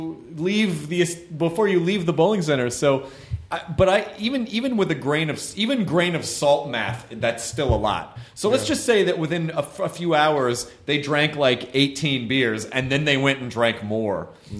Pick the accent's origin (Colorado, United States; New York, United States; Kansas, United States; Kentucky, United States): Kentucky, United States; Louisville; born there; I was born in Louisville. I get to make that joke.